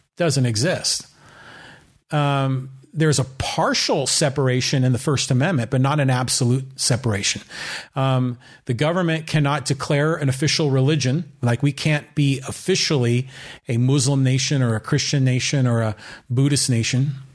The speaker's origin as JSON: {"language": "English", "town": "San Francisco", "region": "California", "country": "United States", "tie": "born or raised there", "lives_now": "Poway, United States", "said": "I was born in San Francisco."}